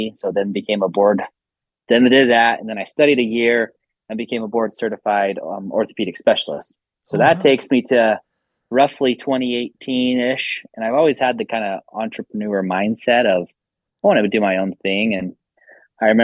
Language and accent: English; Salt Lake City, Utah, United States; I grew up in Salt Lake